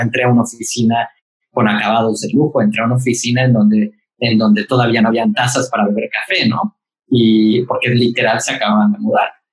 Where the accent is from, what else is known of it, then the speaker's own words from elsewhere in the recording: Mérida, Yucatán, Mexico; moved away as an adult; now in Mexico City, Mexico; yo nací aquí en Ciudad de México y cuando tenía tres años mi familia decidió que Ciudad de México no era para nosotros, así que nos mudamos a Mérida